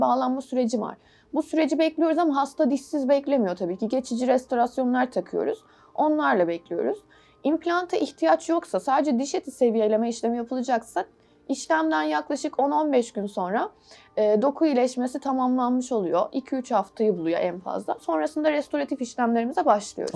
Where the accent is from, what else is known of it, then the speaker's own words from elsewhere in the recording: Istanbul, Turkey; 1980'de İstanbul doğumluyum.